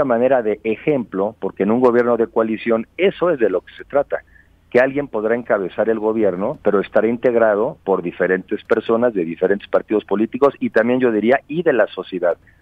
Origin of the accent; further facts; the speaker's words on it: Mexico; somos los mexicanos